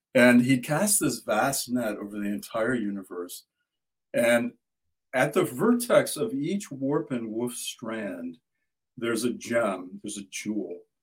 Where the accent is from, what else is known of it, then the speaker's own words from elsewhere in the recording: Midwest, United States; I grew up in the Midwest and farm country